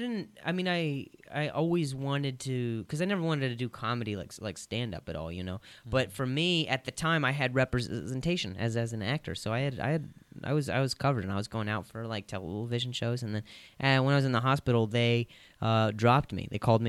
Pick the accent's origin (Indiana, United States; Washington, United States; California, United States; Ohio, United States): Indiana, United States; Indianapolis; also born or lived in Las Vegas; now in Los Angeles, United States; Yes, that's where I live, but I grew up in Indianapolis and then I lived in Vegas for a while.